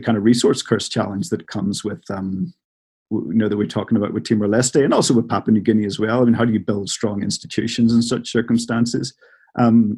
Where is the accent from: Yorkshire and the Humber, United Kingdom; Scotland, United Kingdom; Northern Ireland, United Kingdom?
Northern Ireland, United Kingdom; moved away; I'm from Northern Ireland originally